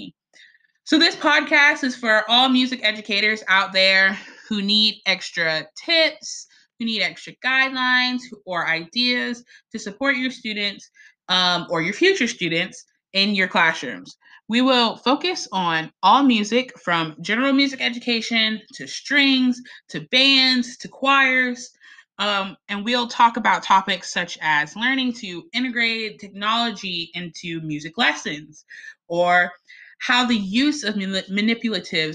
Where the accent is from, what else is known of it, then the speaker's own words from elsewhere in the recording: Beaufort, South Carolina, United States; I'm from Beaufort, South Carolina